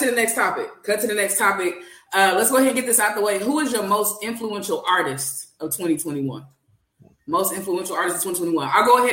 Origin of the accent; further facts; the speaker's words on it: Kansas City, Missouri, United States; I'm from Kansas City, Missouri specifically.